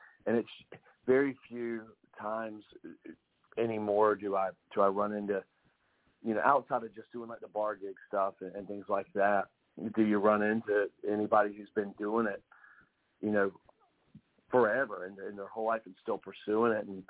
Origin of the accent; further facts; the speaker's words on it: Wilmington, North Carolina, United States; That's right. Wilmington, North Carolina.